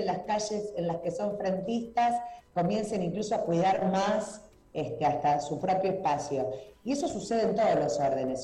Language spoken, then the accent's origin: Spanish; Rosario, Santa Fe, Argentina; somos rosarinos y rosarinas, claro. somos santafesinos y santafesinas